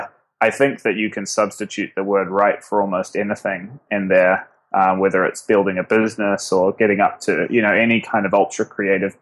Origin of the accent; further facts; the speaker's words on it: Auckland, New Zealand; moved away as an adult; now in New York, United States; I actually grew up in the biggest city, sort of right in the center of the biggest city in New Zealand